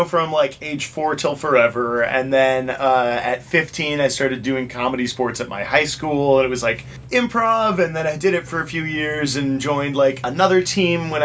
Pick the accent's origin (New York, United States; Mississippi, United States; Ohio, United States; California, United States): California, United States; Orange County; moved away as an adult; now in Los Angeles, United States; Orange County, California, and then I moved to LA about 15 years ago because I was tired of living with my dad